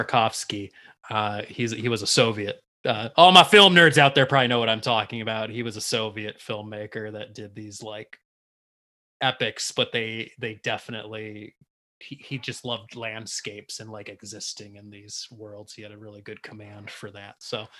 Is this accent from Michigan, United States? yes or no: yes; Livonia, Michigan, United States; we used to go hang out in Livonia, where I live now too, my hometown as a kid as well.